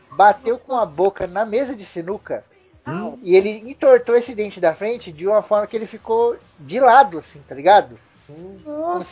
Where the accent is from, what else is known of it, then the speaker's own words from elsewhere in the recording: Rio de Janeiro, Brazil; Então, eu sou do Rio de Janeiro.